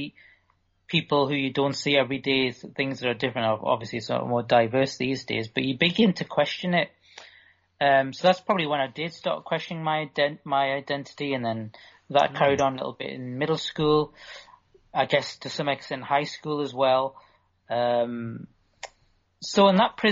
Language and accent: English; Newcastle upon Tyne, North East England, United Kingdom; also born or lived in London; I was born in the late 70s in London and brought up in Newcastle.